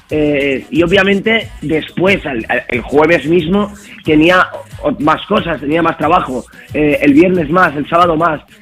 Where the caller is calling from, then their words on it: Zaragoza, Aragon, Spain; Buenos días, Juanma … de Zaragoza.